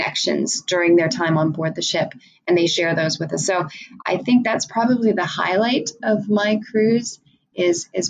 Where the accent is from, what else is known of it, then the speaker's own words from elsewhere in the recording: San Francisco, California, United States; my hometown of San Francisco